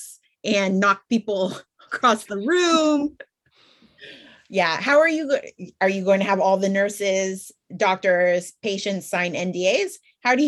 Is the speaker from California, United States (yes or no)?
yes; California, United States; accent: California; My accent. My California accent